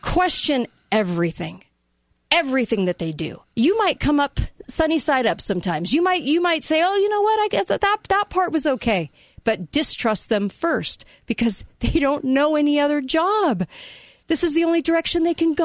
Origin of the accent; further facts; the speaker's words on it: United States; I'm an American